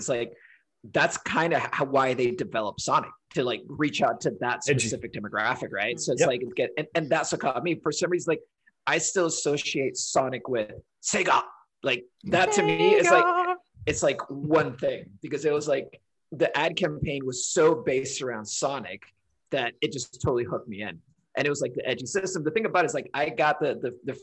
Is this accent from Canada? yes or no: no; Honduras; now in Portland; I grew up in Honduras